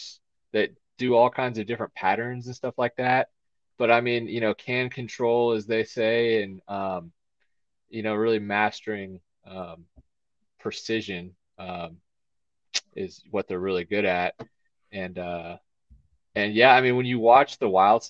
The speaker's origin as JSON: {"language": "English", "town": "Houston", "region": "Texas", "country": "United States", "tie": "born or raised there", "said": "I grew up in Houston, and I was kind of more out, in the suburbs"}